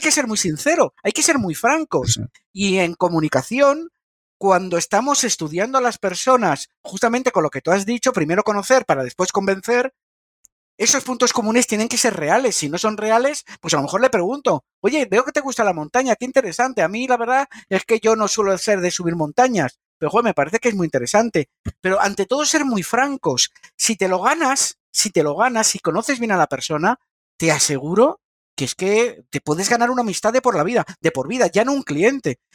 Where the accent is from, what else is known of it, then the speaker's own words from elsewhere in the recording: Madrid, Community of Madrid, Spain; yo soy de Madrid